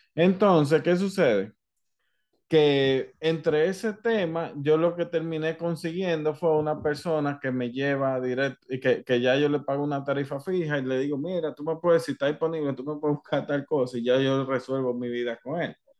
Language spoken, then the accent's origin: Spanish; Dominican Republic; yo soy dominicano